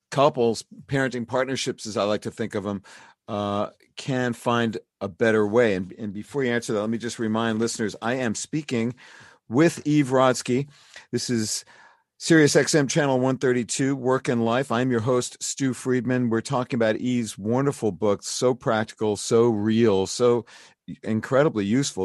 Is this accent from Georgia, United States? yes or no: no; New York City, New York, United States; new york city my hometown